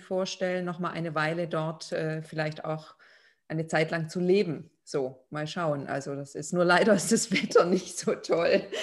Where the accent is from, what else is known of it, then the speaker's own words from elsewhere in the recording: Lithuania; moved away; Also ich aus Litauen